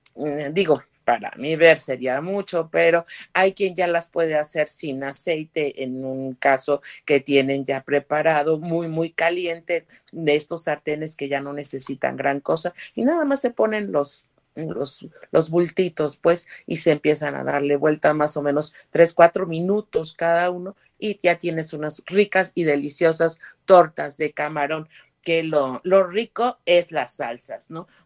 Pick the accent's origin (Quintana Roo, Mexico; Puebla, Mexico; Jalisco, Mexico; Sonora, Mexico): Puebla, Mexico; tanto mexicana como poblana